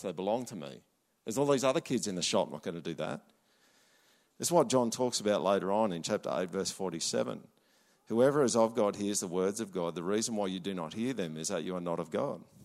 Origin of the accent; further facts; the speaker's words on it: Australia